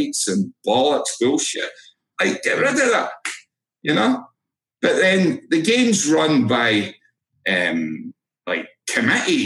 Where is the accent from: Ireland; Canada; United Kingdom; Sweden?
United Kingdom; Edinburgh, Scotland; moved away as an adult; now in United States; I'm from Edinburgh